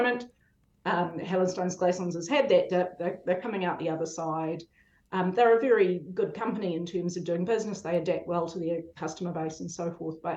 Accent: Pukekohe, Auckland, New Zealand; in the 80s, when I grew up in Pukekohe, you had one choice of where to go

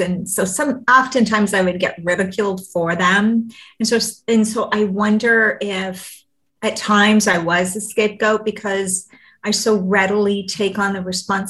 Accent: Vancouver, British Columbia, Canada; I'm actually from Vancouver

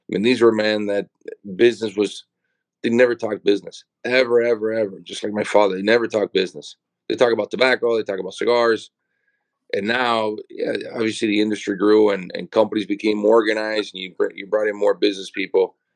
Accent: El Paraíso, Honduras; my, my father has, which he still has the farm now, Jamastran Farm. I was born and we moved to this house right next to the farm.

